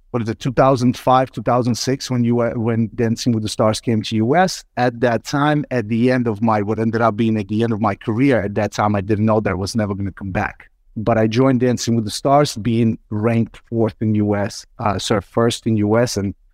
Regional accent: Brooklyn, New York, United States; English is a second language; However, when we immigrated to US and I grew up in Brooklyn, New York since the 90s, when it was time to go to university, I had a choice to make.

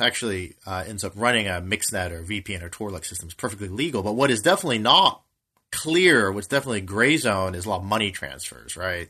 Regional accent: United States; I'm an American

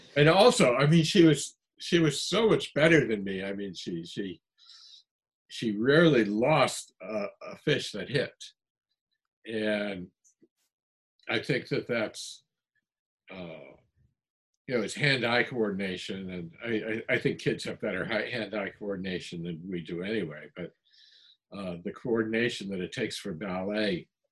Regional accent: New England, United States; I come from New England

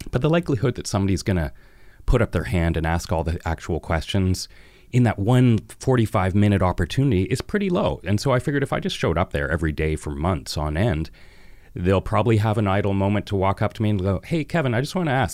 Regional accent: Vancouver, British Columbia, Canada; I've lived in Vancouver my entire life. I was born in St. Paul's Hospital.

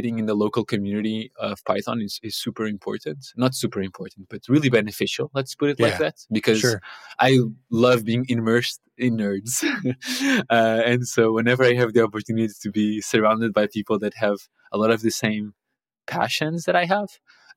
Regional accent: Portugal; moved away as an adult; now in Copenhagen, Denmark; I'm originally from Portugal. I live in Copenhagen now, but that's where I did my bachelor's

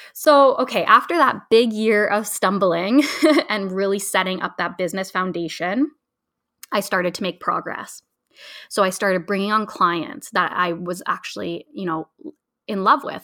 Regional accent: Ontario, Canada; I'm originally from Ontario

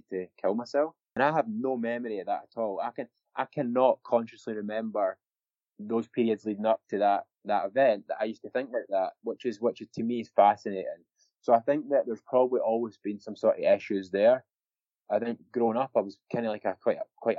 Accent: Scotland, United Kingdom; I was obviously drunk a lot growing up in Scotland.

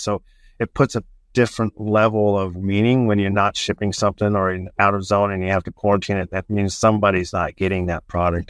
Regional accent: Southern California, United States; moved away as an adult; now in Indiana, United States; I was born and raised on the West Coast in, uh, Southern California

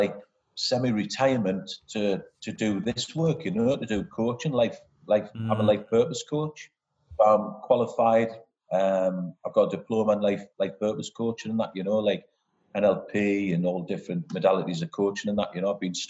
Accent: Newcastle upon Tyne, North East England, United Kingdom; moved away as an adult; now in Perth, Australia; I grew up in Newcastle, northeast of England. And I live in Perth, Western Australia.

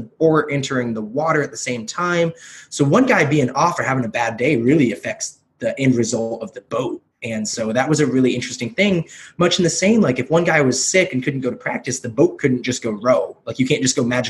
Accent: Kelso, Washington, United States; also born or lived in South Korea / Portland, Oregon; I grew up in like rural Washington, in Kelso, Washington

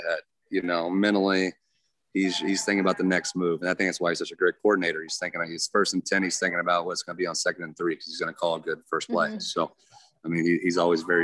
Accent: Texas, United States; moved away; Growing up in Texas, here in Texas country bands

